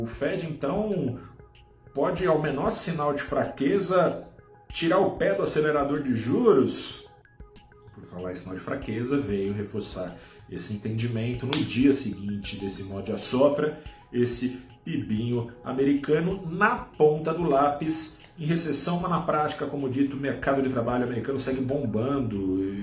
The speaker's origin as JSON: {"language": "Portuguese", "country": "Brazil", "said": "como brasileiros que somos"}